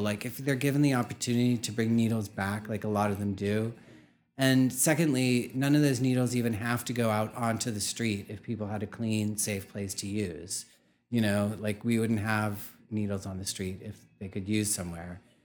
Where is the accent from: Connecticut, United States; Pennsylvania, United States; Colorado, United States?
Pennsylvania, United States; Pittsburgh; moved away as an adult; also born or lived in New York; I was brought up in Pittsburgh, Pennsylvania